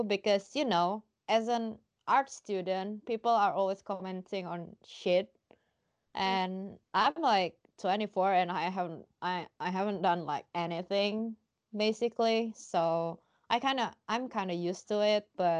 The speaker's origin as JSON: {"language": "English", "region": "Jakarta", "country": "Indonesia", "tie": "born or raised there", "also_born_or_lived": "Surabaya", "moved": "as an adult", "lives_now": "Germany", "said": "I was born and raised in Jakarta, but I went to high school in Surabaya."}